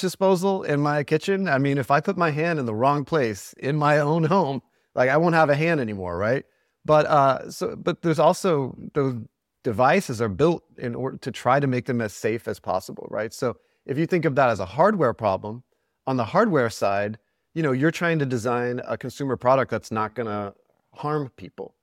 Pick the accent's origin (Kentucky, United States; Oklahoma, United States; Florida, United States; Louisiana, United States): Oklahoma, United States; Cherokee Nation; I'm from Oklahoma. I'm, I'm, grew up in the Cherokee Nation